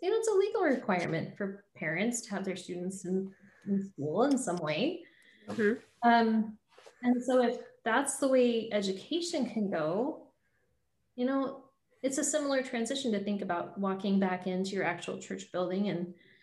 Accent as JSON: {"language": "English", "region": "Southeast Idaho", "country": "United States", "tie": "born or raised there", "moved": "as an adult", "lives_now": "Boise, United States", "said": "I grew up in Southeast Idaho, you know, and now I live across the state"}